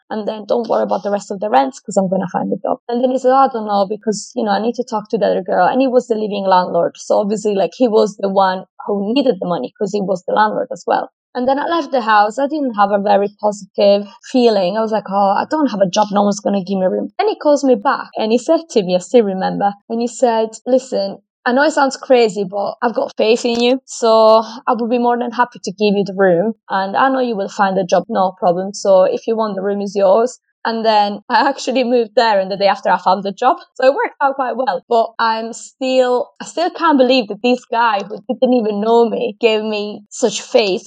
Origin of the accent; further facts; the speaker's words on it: Italy; moved away as an adult; also born or lived in Australia; now in United Kingdom; I'm from Italy originally, but I moved out from my hometown at the age of 19